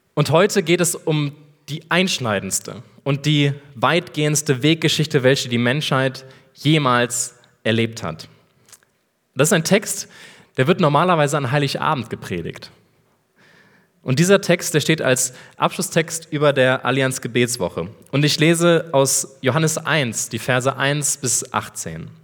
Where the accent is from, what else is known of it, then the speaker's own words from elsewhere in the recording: Rhineland, Germany; moved away as an adult; now in Erlangen, Germany; Ich bin geboren im Rheinland